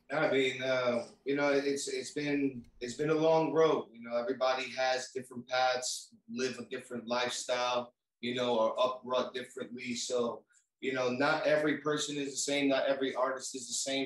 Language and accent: English; New York City, New York, United States; now in Florida, United States; I grew up in New York City, uh, raised in uh, raised in Brooklyn, grew up in Queens